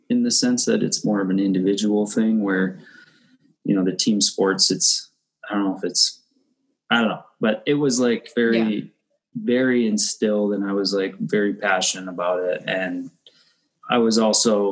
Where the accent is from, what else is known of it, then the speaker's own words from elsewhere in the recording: Bismarck, North Dakota, United States; also born or lived in California; I grew up in Bismarck, born and raised